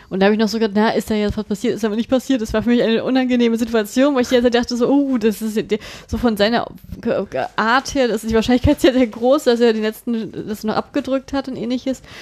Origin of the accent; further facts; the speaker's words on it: Germany; bei uns in Deutschland